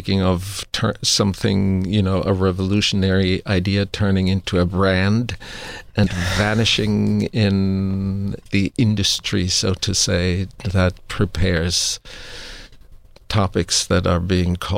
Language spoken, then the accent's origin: English; Austria; moved away; I grew up Roman Catholic because I grew up in Austria.